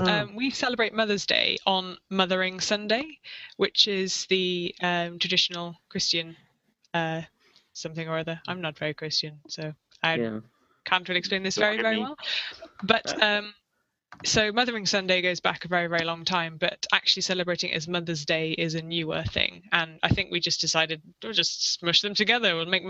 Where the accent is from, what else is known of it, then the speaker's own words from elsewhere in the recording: United Kingdom; I'm too British to do that.